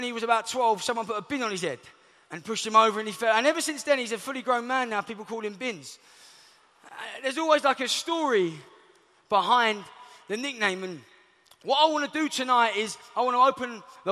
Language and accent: English; London, United Kingdom; I'm from Southeast London